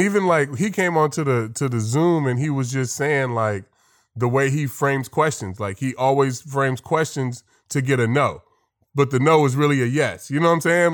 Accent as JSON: {"language": "English", "area": "the Bay Area", "region": "California", "country": "United States", "tie": "born or raised there", "said": "growing up in the Bay, you know, we big, big sports area"}